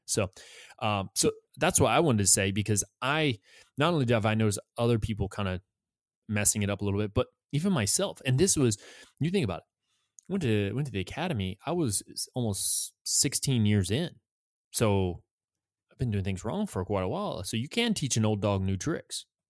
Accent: New England, United States; I'm from New England.

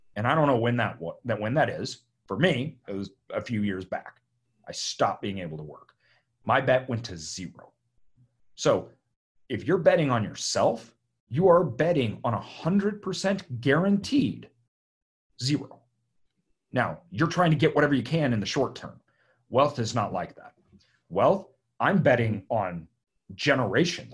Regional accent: Idaho, United States; I'm from Idaho

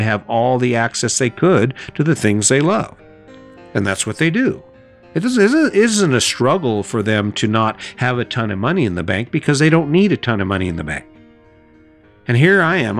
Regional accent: Cañon City, Colorado, United States; my hometown in Canyon City, Colorado

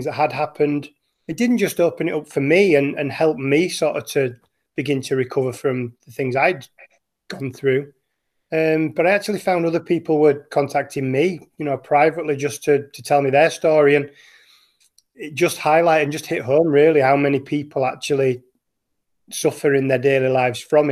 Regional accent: Wakefield, Yorkshire and the Humber, United Kingdom; moved away as an adult; now in Norway; I grew up as a Huddersfield fan. I'm from Wakefield in West Yorkshire

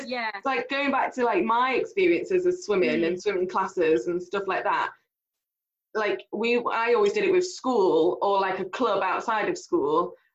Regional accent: Derby, East Midlands, United Kingdom; I grew up in Spondon, a little tiny village in Derby.

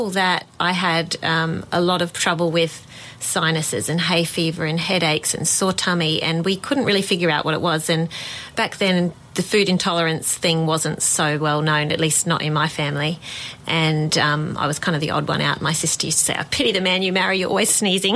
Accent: Australia; I'm from Australia, obviously, and I'm over here at the moment traveling around

